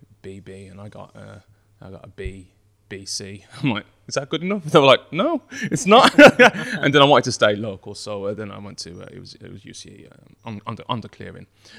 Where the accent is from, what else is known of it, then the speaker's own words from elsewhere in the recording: Birmingham, West Midlands, United Kingdom; I grew up around Birmingham. I grew up originally in Borsall Heath, and then moved to Moseley.